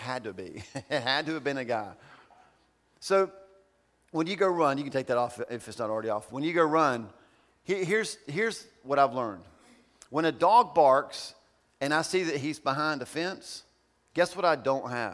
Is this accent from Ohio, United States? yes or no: yes; Ohio, United States; moved away; I'm from Ohio.